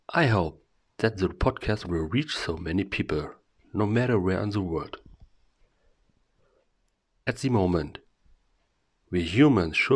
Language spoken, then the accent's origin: English; Germany; from Germany.